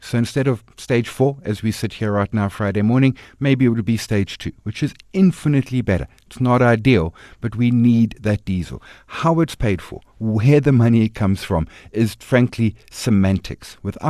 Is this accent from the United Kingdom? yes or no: no; South Africa; It's difficult, particularly as a South African investor with Naspers Process / Tencent